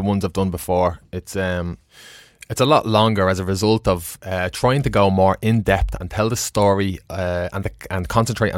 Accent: Ireland; As an Irishman

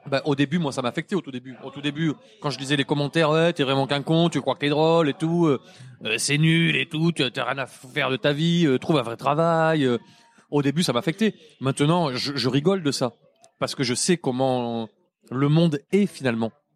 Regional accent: Montpellier, Occitania, France; notre tour Eiffel à nous à Montpellier

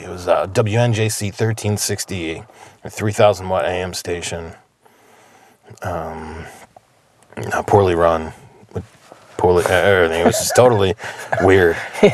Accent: New Jersey, United States; also born or lived in Death Valley; now in Pioneer Valley, Massachusetts, United States; I am originally from New Jersey

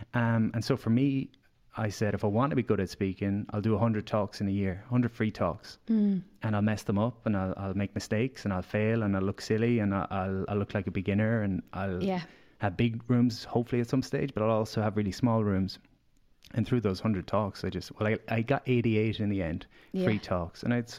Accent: Galway, Connacht, Ireland; So I came to Dublin from Galway and I had these aspirations.

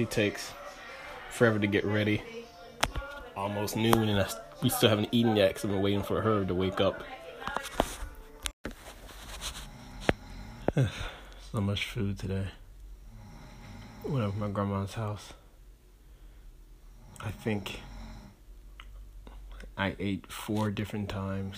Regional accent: Greenville, Mississippi, United States; moved away; my hometown, Greenville, Mississippi.

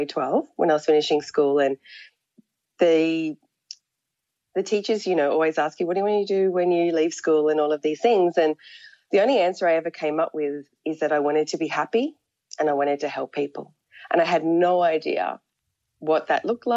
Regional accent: Australia; I was born in Australia and I grew up in a country town

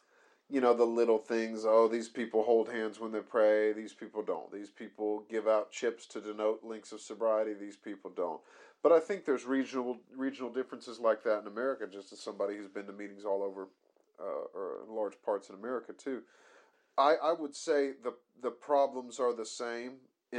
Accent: United States; now in United Kingdom; I am American.

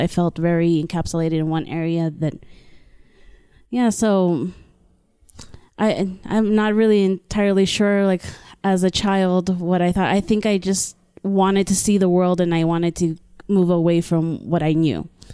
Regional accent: Brownsville, Texas, United States; I am from a border town named Brownsville, Texas

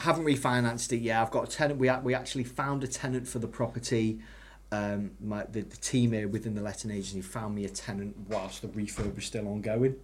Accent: Ellesmere Port, North West England, United Kingdom; I'm originally from Ellesmere Port

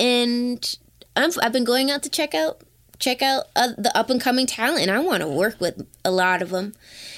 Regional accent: Toronto, Ontario, Canada

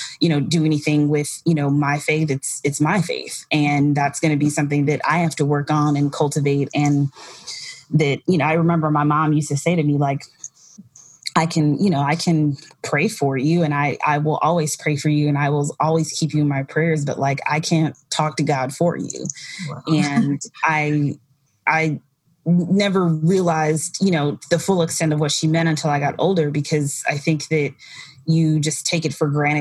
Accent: Wisconsin, United States; now in New York, United States; growing up in Wisconsin, there are no people that like work in fashion

